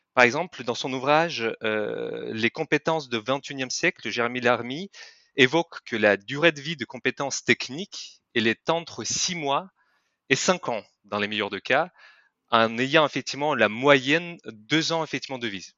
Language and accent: French; Kyrgyzstan; French is a second language; moved away as an adult; now in France; je ne suis pas français à la base. Je viens de Kirghizistan, c'est un petit pays en Asie centrale de l'ex-Union soviétique